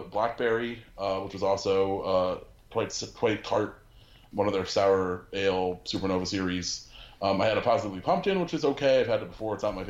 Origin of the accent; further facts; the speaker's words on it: Stamford, Connecticut, United States; I went to Half Full Brewery in my hometown of Stamford